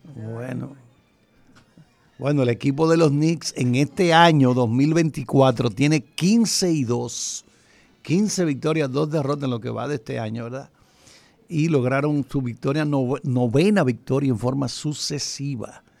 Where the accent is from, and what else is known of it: Dominican Republic